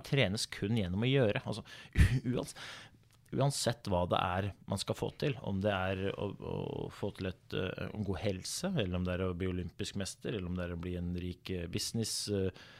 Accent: Oslo, Norway; jeg kommer fra Groruddalen, eh, ja. født og oppvokst i Oslo

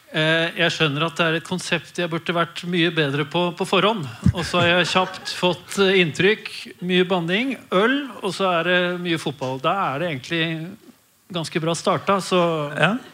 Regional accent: Oslo, Norway; also born or lived in Denmark; jeg er født i Danmark og vokste opp på Oslo vest

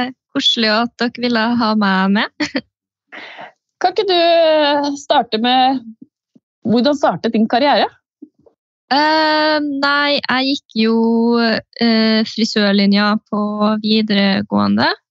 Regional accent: Steinkjer, Trøndelag, Norway; now in Trondheim, Norway; jeg er fra Steinkjer

